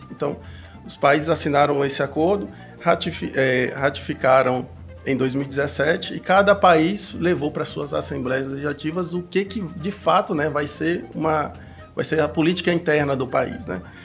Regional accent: Imperatriz, Maranhão, Brazil; moved away as an adult; also born or lived in Campina Grande; now in Mossoró, Brazil; eu sou, sou maranhense, venho de Imperatriz do Maranhão, nascido lá

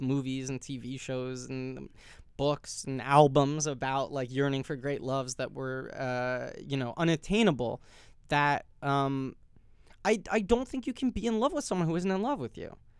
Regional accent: New York City, New York, United States; I grew up in New York City

